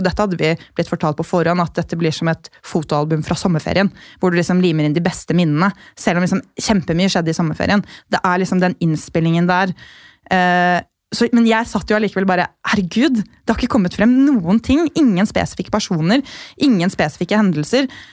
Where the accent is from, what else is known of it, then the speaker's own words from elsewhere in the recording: Gol, Buskerud, Norway; moved away; jeg kommer fra Gol, som er en kommune med 4000 innbyggere